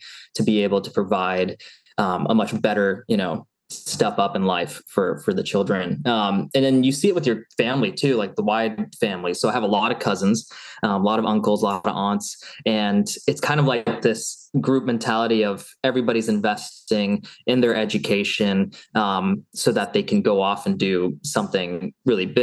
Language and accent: English; Seattle, Washington, United States; moved away as an adult; also born or lived in Eugene, Oregon / Los Angeles / Arizona; So born and raised in Seattle